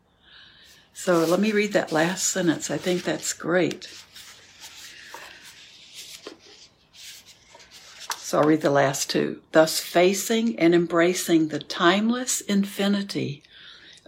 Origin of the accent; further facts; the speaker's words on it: New York, United States; I am a New Yorker